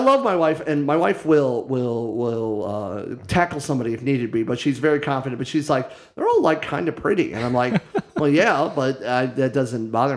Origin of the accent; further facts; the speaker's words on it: Copley, Ohio, United States; now in Toledo, United States; I'm originally from Akron, Ohio, in a town called Copley